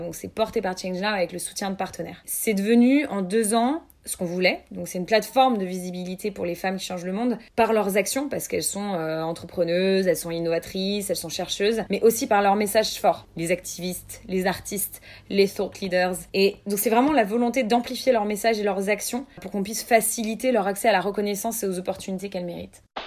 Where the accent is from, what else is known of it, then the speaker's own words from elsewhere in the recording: Lyon, Auvergne-Rhône-Alpes, France; moved away as an adult; now in Paris, France; j'ai 26 ans, je viens de Lyon. Ça fait à peu près 6 ans que j'habite à Paris maintenant.